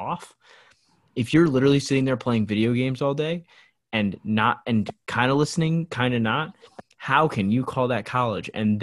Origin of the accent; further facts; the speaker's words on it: St. Louis, Missouri, United States; the house that I grew up in St. Louis